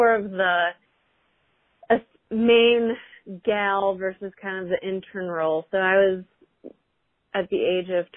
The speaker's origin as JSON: {"language": "English", "town": "Chicago", "region": "Illinois", "country": "United States", "also_born_or_lived": "Indianapolis, Indiana", "moved": "as an adult", "lives_now": "Cincinnati, United States", "said": "I'm originally from Chicago and then went to school in Indy. Now I'm in Cincy"}